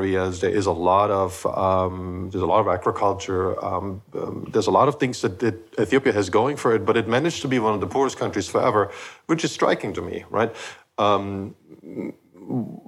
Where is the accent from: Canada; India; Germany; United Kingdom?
Germany; eastern Germany; moved away; I grew up in Eastern Germany